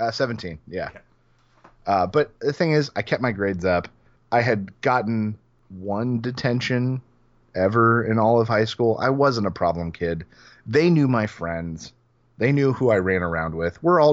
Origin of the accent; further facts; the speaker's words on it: Orlando, Florida, United States; my hometown, regardless of all the other places, because when I think back and smile, that's like, you know, that's the town I'm thinking of.